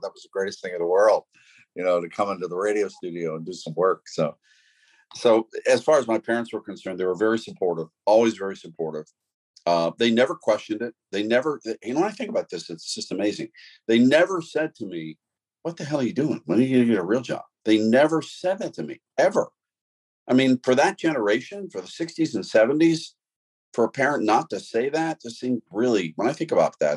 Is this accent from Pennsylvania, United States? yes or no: yes; Pittsburgh, Pennsylvania, United States; the people I grew up with in Pittsburgh were steelworkers